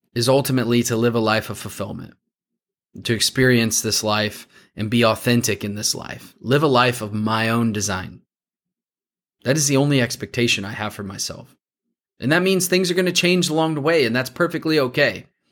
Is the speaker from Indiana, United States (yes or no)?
yes; Warsaw, Indiana, United States; I grew up just outside of Warsaw.